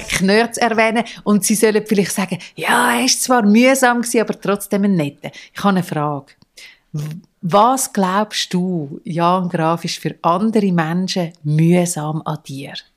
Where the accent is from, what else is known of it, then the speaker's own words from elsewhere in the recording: Zurich, Switzerland; ich bin so die, gewesen, die als Teenager auf den Nachtbus warten, zu Nacht am Eis am Bellevue Zürich